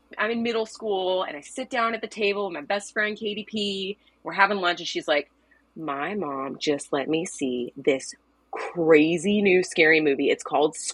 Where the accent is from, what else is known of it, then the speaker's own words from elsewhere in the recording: Louisville, Kentucky, United States; I'm from Louisville, Kentucky